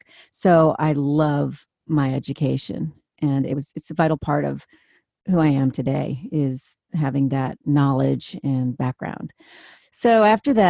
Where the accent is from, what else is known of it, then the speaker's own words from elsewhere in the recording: Washington, District of Columbia, United States; I grew up in Washington, D.C.